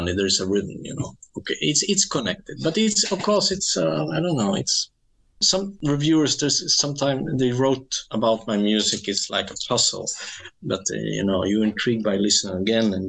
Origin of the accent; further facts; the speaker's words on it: Skellefteå, Västerbotten County, Sweden; English is a second language; moved away; my hometown